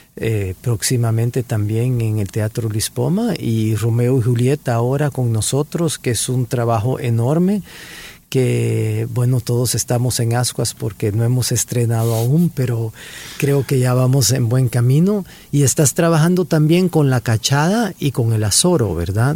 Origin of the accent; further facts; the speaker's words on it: El Salvador; moved away; also born or lived in Geneva, Switzerland